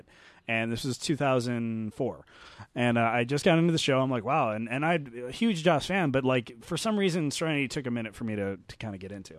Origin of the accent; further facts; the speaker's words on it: Glendale, California, United States; I'm from Glendale.